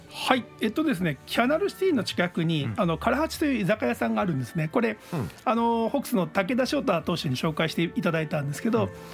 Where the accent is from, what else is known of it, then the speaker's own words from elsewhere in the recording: Fukuoka, Japan; 僕福岡市内出身